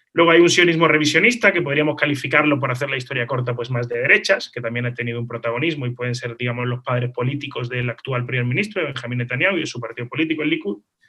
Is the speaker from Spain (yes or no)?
yes; Málaga, Andalusia, Spain; moved away as an adult; also born or lived in Israel; yo soy nacido en Málaga, nacido en España